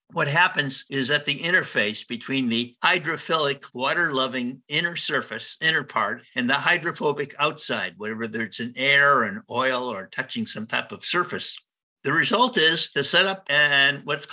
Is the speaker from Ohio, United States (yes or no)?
yes; Cleveland, Ohio, United States; I was born in Cleveland, Ohio